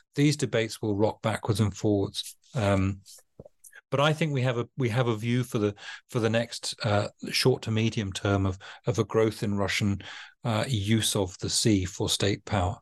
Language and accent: English; United Kingdom; as a Brit